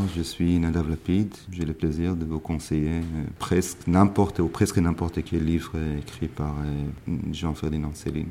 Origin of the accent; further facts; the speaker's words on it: Israel; French is a second language; moved away; also born or lived in Paris, France; j'ai arrêté de parler, parler en hébreu, je voulais plus euh, jamais revenir en Israël